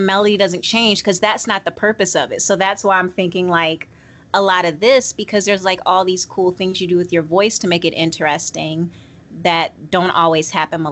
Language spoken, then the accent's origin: English; Georgia, United States; I'm from Georgia.